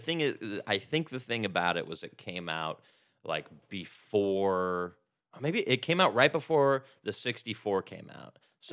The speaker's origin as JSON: {"language": "English", "region": "California", "country": "United States", "said": "In between Fresno and Yosemite National Park."}